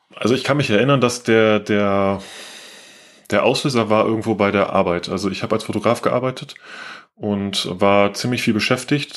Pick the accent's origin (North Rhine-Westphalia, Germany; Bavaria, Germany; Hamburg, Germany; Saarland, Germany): North Rhine-Westphalia, Germany; Aachen; zurückgefahren zu meinem alten Heimatort in Aachen habe ich gewohnt